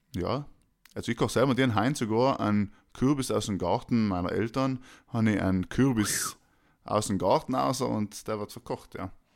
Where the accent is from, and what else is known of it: Austria